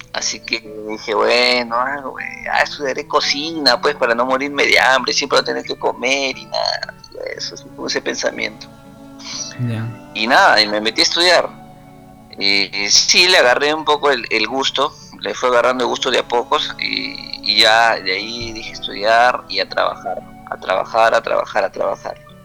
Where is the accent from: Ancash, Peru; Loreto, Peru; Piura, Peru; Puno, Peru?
Piura, Peru; Huancabamba; also born or lived in Lima; yo soy de Huancabamba en realidad, yo nací allá, he crecido una parte de mi niñez allá